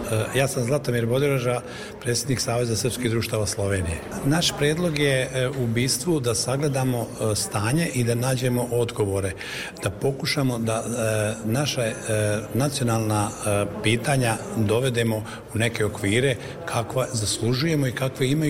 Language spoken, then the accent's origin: Croatian; North Macedonia; mi nismo stranci, već da smo dole, smo se raseljeni, nego smo autoktoni dole i da nas ne zovu Makedonci, mi smo Srbi po poreklu.